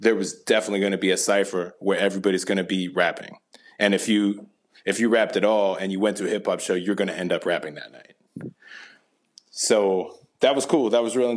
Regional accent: Southern Indiana, United States; I grew up in the Midwest. I grew up in Southern Indiana.

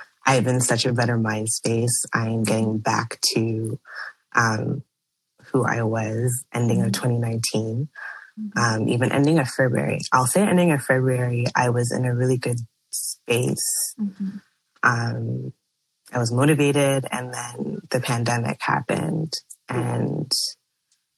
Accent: Mississauga, Ontario, Canada; I was born and raised in Toronto, actually Mississauga, which is a city in Ontario, Canada

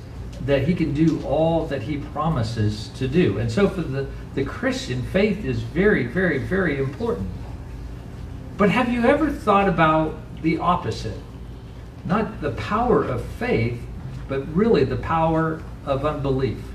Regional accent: Indiana, United States; also born or lived in Western Kansas; now in Kansas, United States; I'm from Indiana

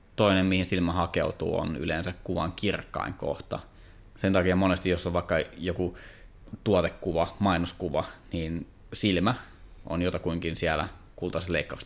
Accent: Kouvola, Kymenlaakso, Finland; mä oon Kouvolasta

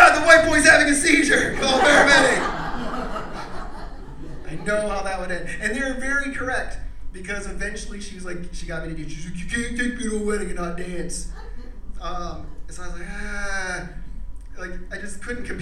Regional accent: Pennsylvania, United States; I'm from Pennsylvania

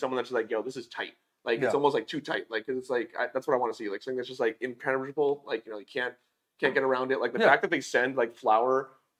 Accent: California, United States; moved away as an adult; now in Las Cruces, United States; I'm from California.

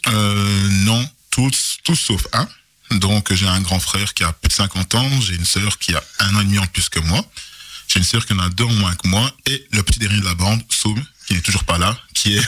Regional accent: Charleroi, Wallonia, Belgium; Je suis originaire du Congo, mais je suis né en Belgique. Donc je suis vraiment euh, belge à 150%.

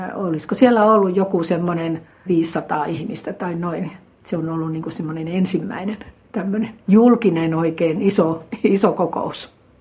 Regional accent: Savo, Finland; also born or lived in Mikkeli; now in Lohja, Finland; Minä olen lähtöisin tuolta Savosta

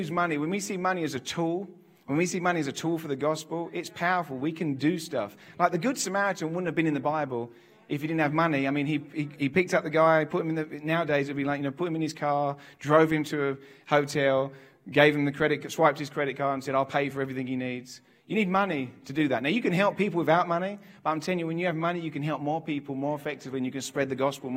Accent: England, United Kingdom; I'm from England. I'm not from America.

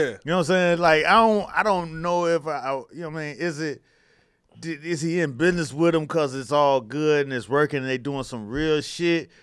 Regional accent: Miami, Florida, United States; I grew up in Miami and college football was our shit

